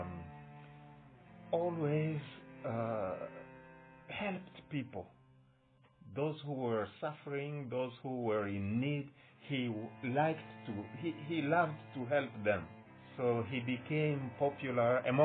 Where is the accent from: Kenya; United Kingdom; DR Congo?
DR Congo; moved away as an adult; now in United States; my wife decided to leave my hometown with my kids